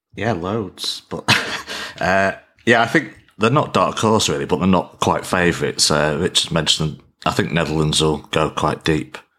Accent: England, United Kingdom; as an Englishman

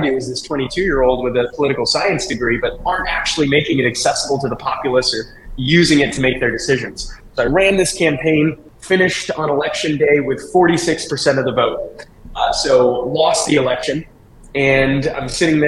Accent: St. Louis, Missouri, United States; also born or lived in California; I grew up here in St. Louis in the Midwest

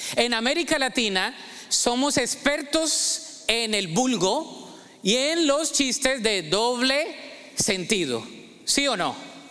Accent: Ibagué, Tolima, Colombia; moved away; Ibagué, de ahí soy.

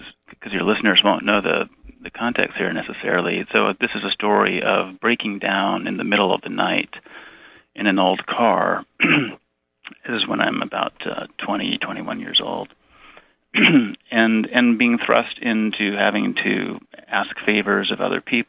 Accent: Bay Area, California, United States; moved away as an adult; I grew up in the Bay Area

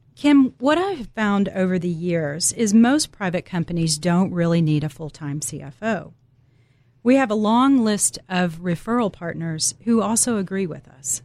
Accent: Dallas, Texas, United States; I'm originally from Dallas, Texas

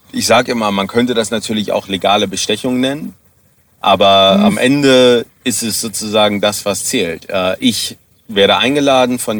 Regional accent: Germany; now in South Africa; wenn ich in meiner Heimatstadt in Deutschland äh, wohnen geblieben wäre

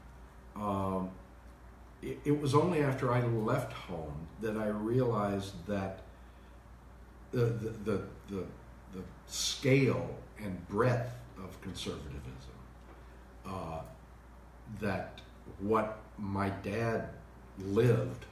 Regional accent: Dallas, Texas, United States; also born or lived in Laramie, Wyoming / Fort Worth, Texas; I grew up in first in Fort Worth, and then in Dallas, and a suburb of Dallas called Irving

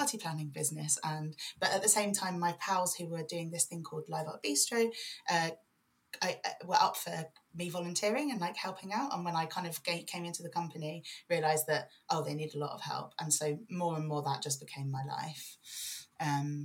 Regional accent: London, United Kingdom; now in Leeds, United Kingdom; I was born in West London, outer West London, in a place called Brentford, mostly in an estate that's mostly famous for a show called People Just Do Nothing, Corrupt FM. yeah, that's the estate I grew up on

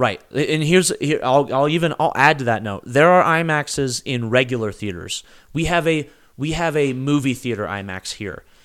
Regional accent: United States; we're Americans

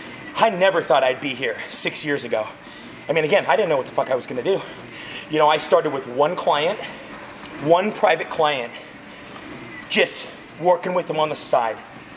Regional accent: Visalia, California, United States; also born or lived in Fresno / Pasadena; now in Tulare, United States; I was born and raised in this area. I was born and raised in Visalia.

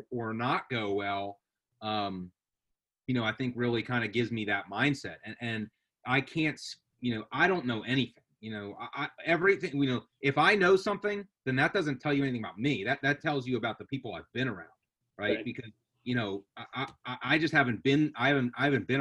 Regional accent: 10 minutes from Center City, Philadelphia, Pennsylvania, United States; I was 10 minutes from Center City, Philadelphia

